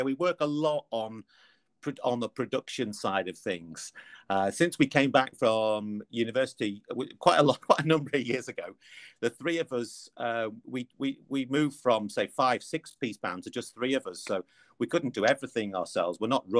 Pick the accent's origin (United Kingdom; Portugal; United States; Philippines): United Kingdom; Liverpool, North West England; accent: Liverpool; So my kind of Liverpool accent, I lived in Liverpool from an early age.